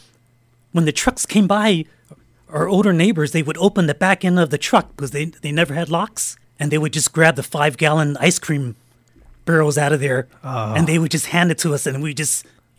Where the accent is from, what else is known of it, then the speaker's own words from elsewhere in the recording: San Francisco, California, United States; Yeah, I was born and raised in the city. My parents, they came from China in 1955, and I was born in 59. They were living in Chinatown, so I was born in the Chinatown Hospital in San Francisco.